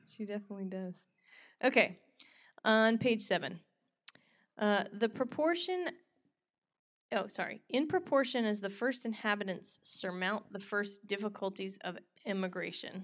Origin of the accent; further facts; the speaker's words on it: North Carolina, United States; moved away; grew up in North Carolina